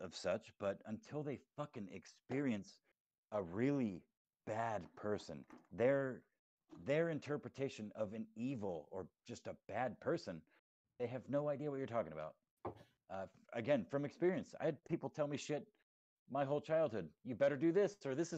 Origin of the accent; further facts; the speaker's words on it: Texas, United States; moved away as an adult; my childhood growing up in Texas, was 10 years ago when I moved up to the area that I live in now